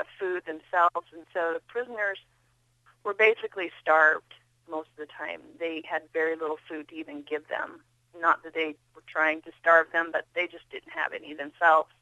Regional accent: Kimballton, Iowa, United States; We grew up in Southwest Iowa.

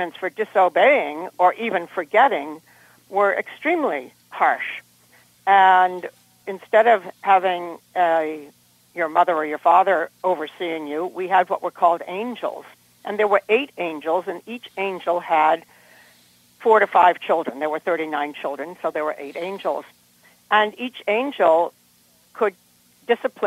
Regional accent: Cambridge, Still River, Massachusetts, United States; There was a point in time when we moved from Cambridge up to Still River

